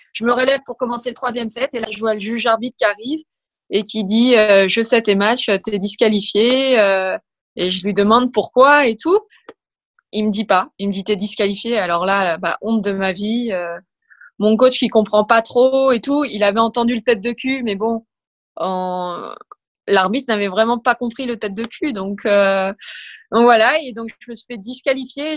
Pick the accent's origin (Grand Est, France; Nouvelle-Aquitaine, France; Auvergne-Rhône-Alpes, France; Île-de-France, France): Île-de-France, France; Versailles; je suis née à Versailles, j'ai toujours été au club euh, du TC Grand Versailles. Et donc, je faisais partie de la Ligue des Yvelines. J'ai été au collège dans un sport-études.